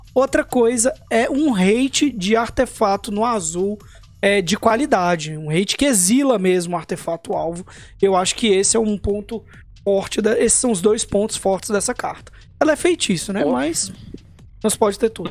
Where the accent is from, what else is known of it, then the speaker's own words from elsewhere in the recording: Brazil; a gente é brasileiro